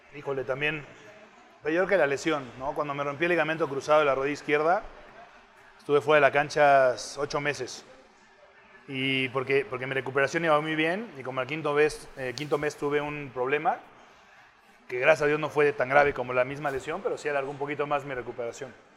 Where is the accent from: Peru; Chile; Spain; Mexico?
Mexico; siendo mexicano